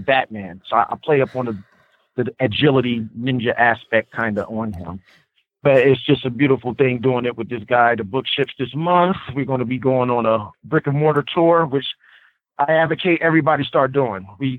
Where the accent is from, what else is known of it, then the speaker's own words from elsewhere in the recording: Trenton, New Jersey, United States; I come from Trenton, New Jersey. It's not a lot of places you can get art supplies and shit.